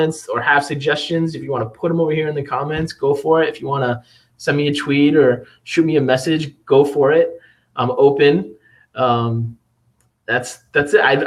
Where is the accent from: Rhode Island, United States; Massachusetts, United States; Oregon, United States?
Rhode Island, United States; Providence; now in Phoenix, United States; I'm from the East Coast. I'm from Providence originally